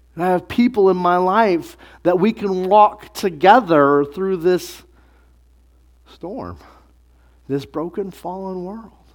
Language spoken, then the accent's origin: English; United States; we're from America in twenty-first century